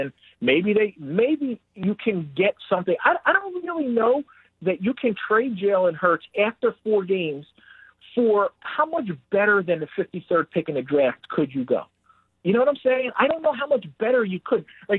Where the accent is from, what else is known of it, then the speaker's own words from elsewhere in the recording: Philadelphia, Pennsylvania, United States; I grew up in the Randall Cunningham era, and that was my guy growing up as a kid in Philly.